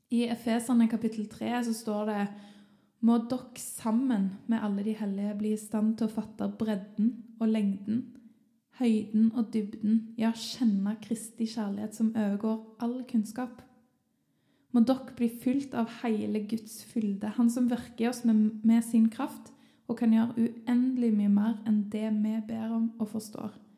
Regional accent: Sandnes, Rogaland, Norway; moved away; når jeg ennå bodde hjemme i Sandnes

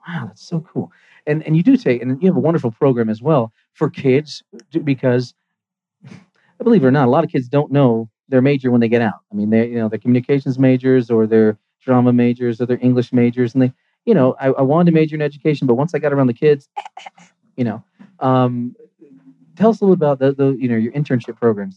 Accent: United States; moved away; I'm from Virginia, Georgia

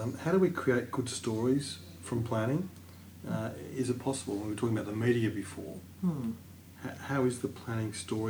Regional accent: Geelong, Victoria, Australia; born or raised there

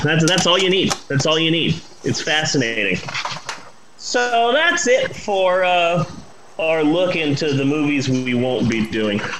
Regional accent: United States; Me being an American

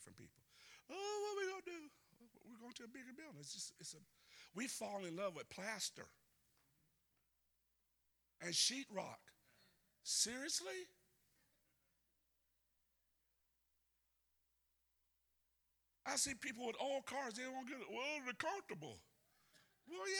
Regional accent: Deep South, United States; accent: Southern; I'm from the South, so I'm from the deep South, so I can talk Southern

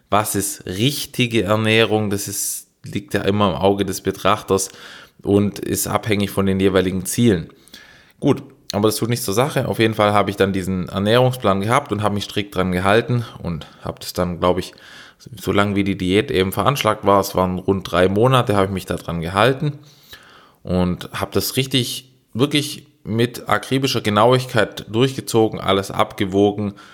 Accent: Baden-Württemberg, Germany; ich bin Schwabe

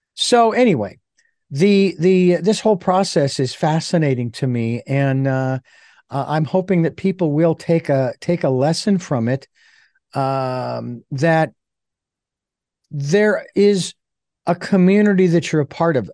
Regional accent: Phoenix, Arizona, United States; I grew up around them because I grew up in Phoenix

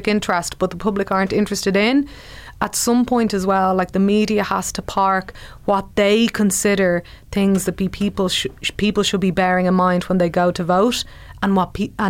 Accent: Ireland

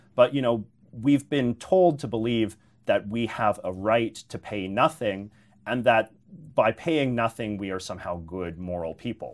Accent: British Columbia, Canada; as a British Columbian

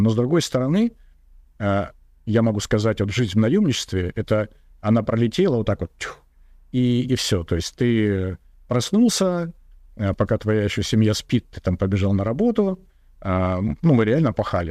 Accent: Russia; Я из регионального города

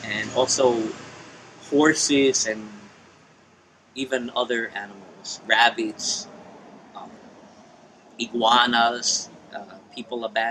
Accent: United States; moved away as an adult; also born or lived in New Jersey / New York City; now in San Juan, Puerto Rico; I am originally from New Jersey and New York City

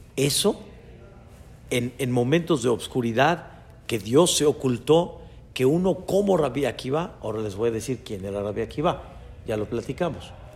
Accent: Mexico; Yo nací en México cuando mis papás apenas estaban dando sus pasos de Teshuvá a su nivel

